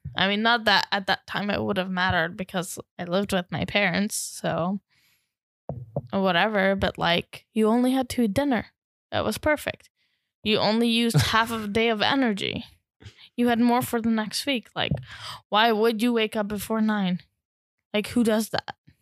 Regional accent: Hungary; As a Hungarian

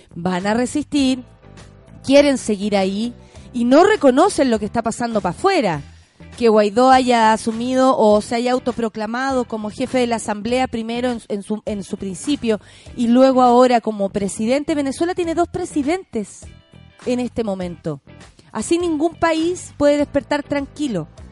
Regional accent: Chile; como chilenos, chilenas

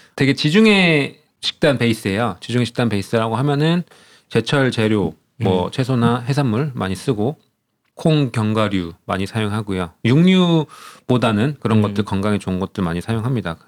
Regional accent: South Korea; moved away as an adult; now in Spain

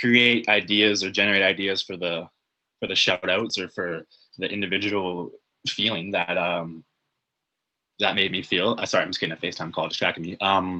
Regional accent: Canada; I'm just a Canadian hockey fan.

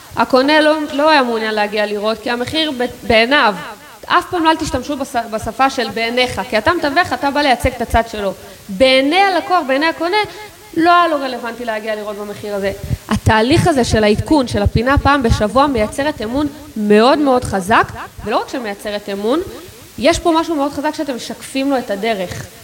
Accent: Israel; אנחנו כישראלים

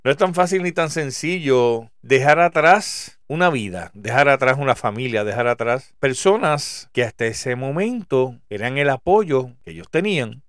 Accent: Puerto Rico; soy boricua, soy puertorriqueño

